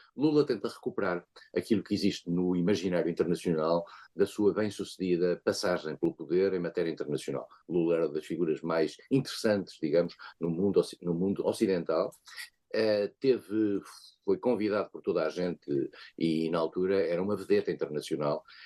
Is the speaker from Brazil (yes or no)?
no; Portugal; como português